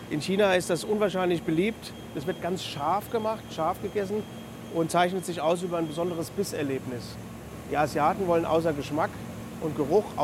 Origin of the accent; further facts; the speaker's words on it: Germany; Bei uns in Deutschland, wir haben eine sehr hm, besondere Art zu essen.